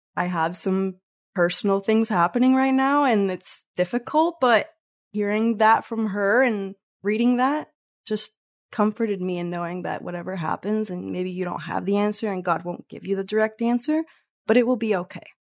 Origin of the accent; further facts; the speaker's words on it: Mexico; moved away; we're from Mexico originally